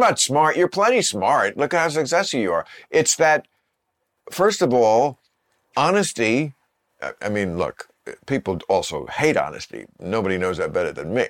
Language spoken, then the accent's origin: English; New Jersey, United States; New Jersey